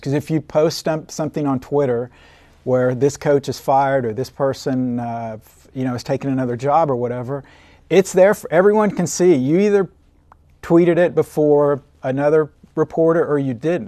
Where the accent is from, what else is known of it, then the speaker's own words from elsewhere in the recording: Oklahoma City, Oklahoma, United States; also born or lived in Yukon, Oklahoma / Odessa, Texas; I grew up in Oklahoma City, um, went to Yukon High School